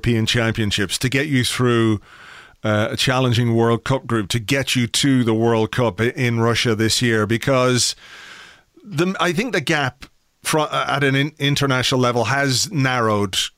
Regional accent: Ireland; I come from Ireland, which is not necessarily the biggest country in the world either.

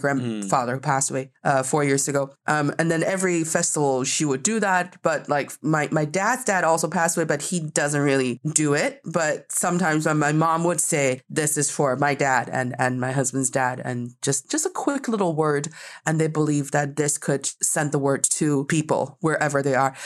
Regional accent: China; also born or lived in United States; as a Chinese person

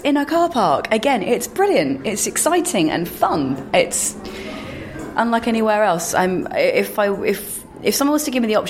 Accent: London, United Kingdom; also born or lived in Tokyo / Canterbury / Brighton; Yes, I'm Londoner born and bred. I was born in Paddington and brought up in a combination of areas, Neasden, Greenford, Ruislip. I've lived in Putney, just moved out again, looking to move again.

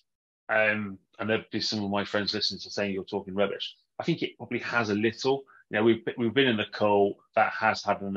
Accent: Warwickshire, West Midlands, United Kingdom; moved away as an adult; also born or lived in New Zealand; growing up in Warwickshire

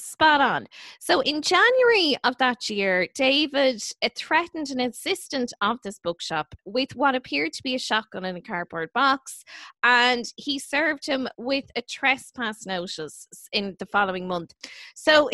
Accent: Kildare, Leinster, Ireland; I am technically from Kildare

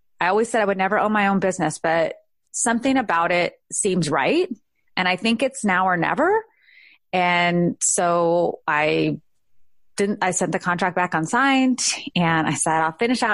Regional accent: California, United States; moved away as an adult; now in Georgia, United States; I needed to go home, which was California. So I went home for a year. I had the most amazing job. I was back in my hometown

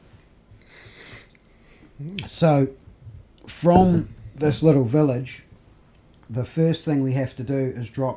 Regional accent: New Zealand; we're from New Zealand

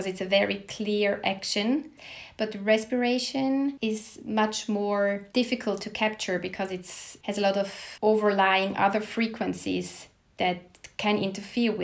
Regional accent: Switzerland; moved away as an adult; also born or lived in Basel, Switzerland; now in Stockholm, Sweden; I was born in Switzerland and attended medical school at the University of Basel.

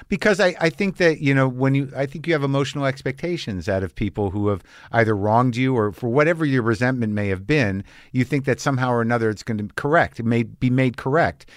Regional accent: New Jersey, United States; also born or lived in San Francisco Bay Area; now in Los Angeles, United States; I come from Jersey

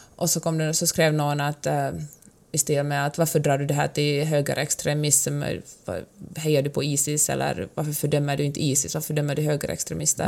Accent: Finland; now in Sweden; jag är ju född och uppvuxen i, i Finland

